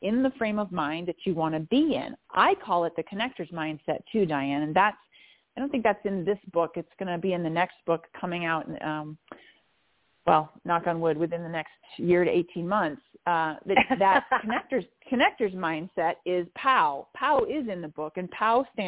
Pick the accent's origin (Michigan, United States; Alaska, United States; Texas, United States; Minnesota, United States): Minnesota, United States; I grew up in the Midwest in the United States of America. I grew up in Minnesota